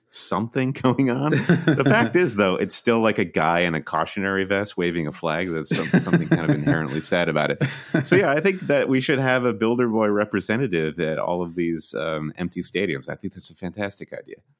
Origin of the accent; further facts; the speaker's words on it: Midwest, United States; moved away as an adult; now in New York, United States; we're from the Midwest, where Chicago is the metropolis, but we'd made the leap to come to the East Coast